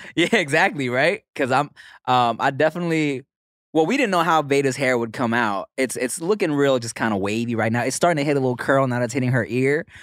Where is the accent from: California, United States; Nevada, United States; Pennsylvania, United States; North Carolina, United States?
California, United States; Los Angeles; born or raised there; also born or lived in Billings, Montana